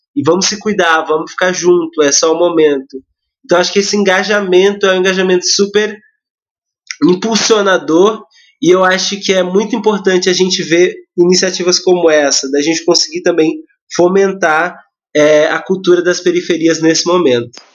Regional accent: Mauá, São Paulo, Brazil; tenho 22 anos, sou de Mauá

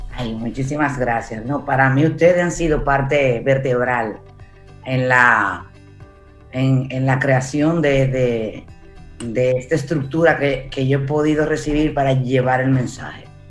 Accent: Santo Domingo, Distrito Nacional, Dominican Republic; yo crecí en Gascue

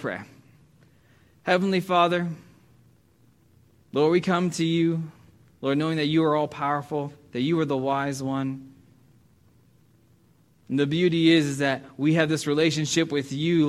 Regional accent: United States; As an American

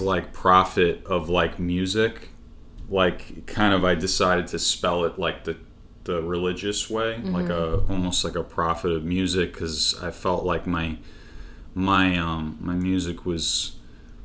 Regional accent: Long Island, New York, United States; grew up in Long Island

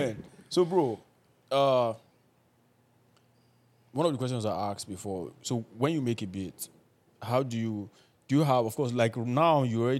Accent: Ibadan, Oyo, Nigeria; I grew up in Ibadan.

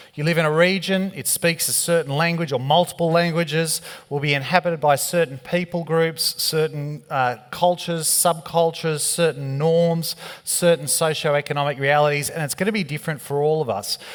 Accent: Australia; being Australian. We don't have an accent

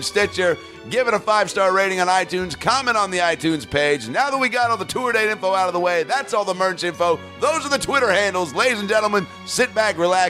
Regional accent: Bellevue, Washington, United States; moved away; my hometown club, Parlor Live, Bellevue, Washington

